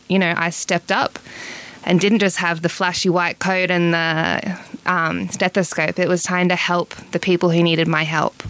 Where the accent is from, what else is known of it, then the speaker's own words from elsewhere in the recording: Yagara land, Queensland, Australia; now in Melbourne, Australia; I grew up on Yagara land, and now I'm a medicine student at Melbourne Uni